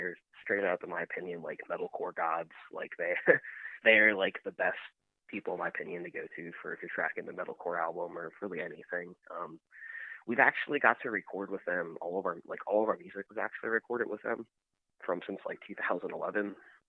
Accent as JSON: {"language": "English", "town": "Lancaster", "region": "Pennsylvania", "country": "United States", "said": "we're from Lancaster, Pennsylvania, and Lancaster, Pennsylvania has like an insane music scene."}